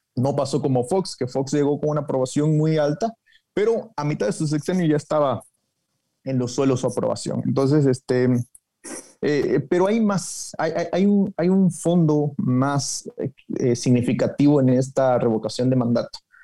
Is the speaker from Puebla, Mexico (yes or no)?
no; Chiapas, Mexico; yo soy de Chiapas